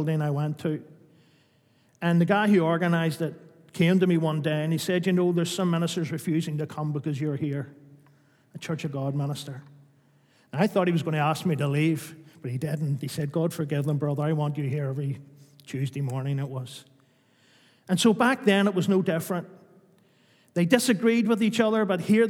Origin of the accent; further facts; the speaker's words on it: Newtownards Road, Northern Ireland, United Kingdom; I grew up in the Newton Hodge Road